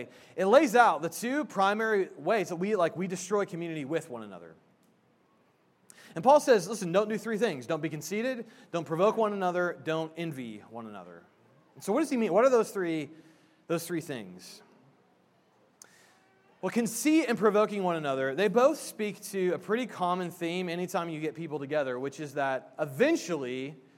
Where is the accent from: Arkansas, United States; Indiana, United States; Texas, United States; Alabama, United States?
Indiana, United States; I'm from Indiana